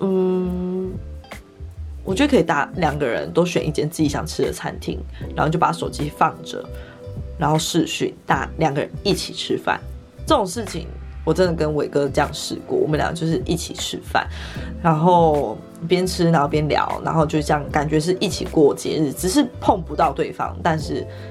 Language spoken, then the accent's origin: Chinese; Yilan, Yilan County, Taiwan; 我老家在宜兰，所以我们那时候就是过年期间全部的时间都在宜兰